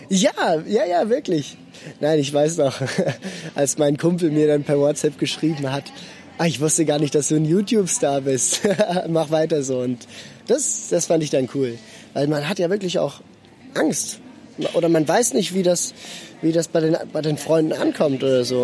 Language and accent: German; Basel, Basel-Stadt, Switzerland; ich bin in Basel geboren und aufgewachsen. Meine Wurzeln sind in Norddeutschland